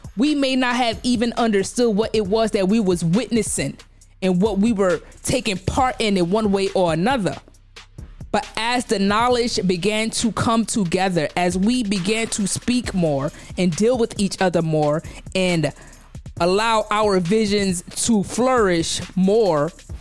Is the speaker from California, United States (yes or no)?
no; New York City, New York, United States; I grew up in Brownsville, Brooklyn. Specifically, I'm from LH, Langston Hughes